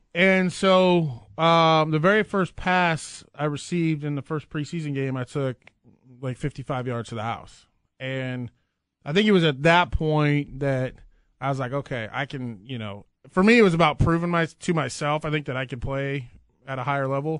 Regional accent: Nebraska, United States; growing up in Nebraska

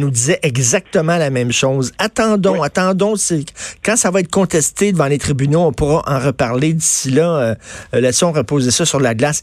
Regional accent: Montreal, Quebec, Canada; j'ai grandi à Verdun dans le sud-ouest de Montréal

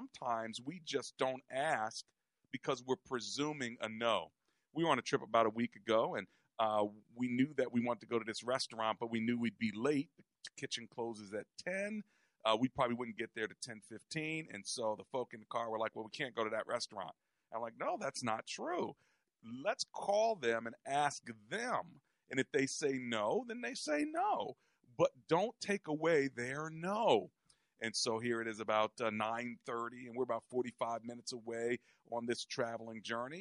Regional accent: United States; we're from America

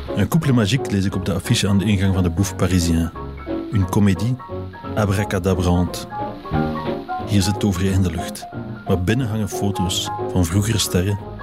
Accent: Drongen, Flanders, Belgium; Als kind woonde ik in Drongen, bij Gent.

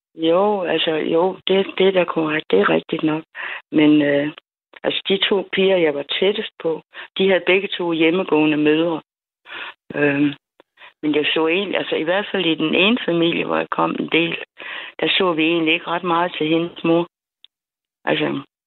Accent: Funen, Southern Denmark, Denmark; also born or lived in Jutland / United States; jeg er født i Jylland, og så da jeg var 11, så øh, blev jeg, som jeg sagde dengang, deporteret til Fyn

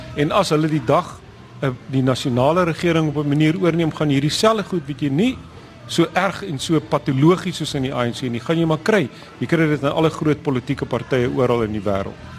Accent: Johannesburg, Gauteng, South Africa; ek is nie in die Wes-Kaap nie. Ek kom van Johannesburg af

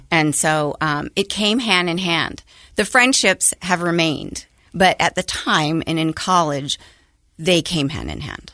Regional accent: Logan, Utah, United States; I grew up in Logan, Utah

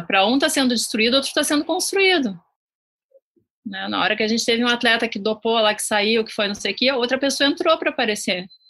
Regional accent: Rio Grande do Sul, Brazil; eu sou do Rio Grande do Sul

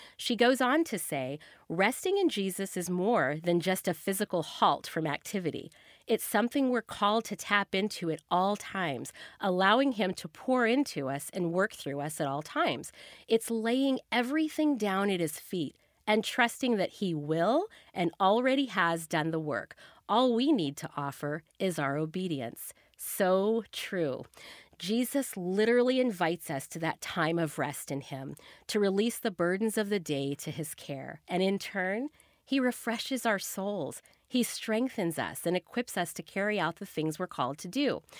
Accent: the South, United States; I grew up in the South where everything just naturally moved slower.

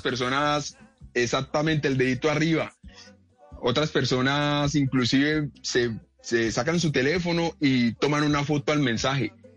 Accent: Cali, Valle del Cauca, Colombia; yo soy nativo de aquí de la ciudad de Cali

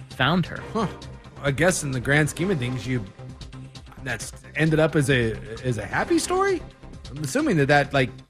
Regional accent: Oregon, United States; when I went to Utah recently and uh, I attended a wedding, and people found out I was from I was from Oregon.

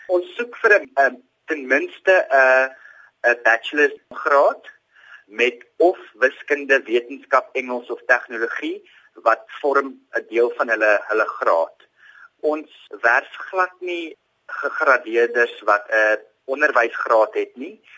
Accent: Eastern Cape, South Africa; moved away; Ek kom oorspronklik van die Oos-Kaap af en ek het na Hoër Tegniese Skool Potrex toe gegaan.

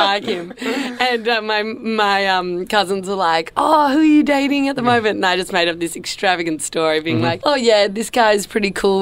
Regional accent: Perth, Western Australia, Australia; also born or lived in Sicily (ancestry); now in Melbourne, Australia; I do live in Melbourne. I'm originally from Perth

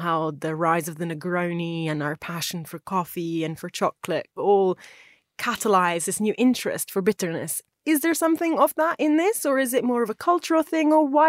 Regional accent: Italy; now in United Kingdom; growing up in Italy

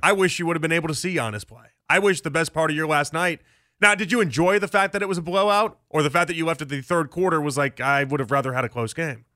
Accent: Chicago, Illinois, United States; I grew up in Chicago in the nineties

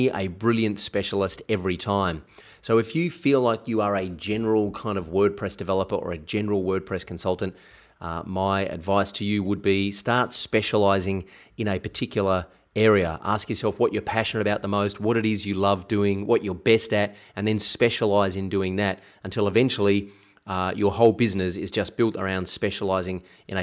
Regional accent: South Australia, Australia; moved away; I'm actually here in my hometown of South Australia

